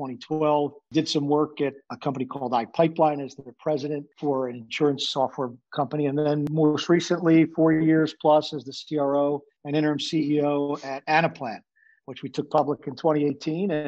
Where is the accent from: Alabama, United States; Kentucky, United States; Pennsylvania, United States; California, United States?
Pennsylvania, United States; Philadelphia; growing up in South Philly